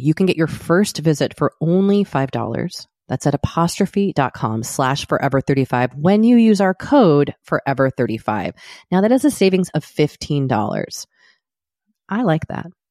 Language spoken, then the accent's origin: English; United States; speaking as an American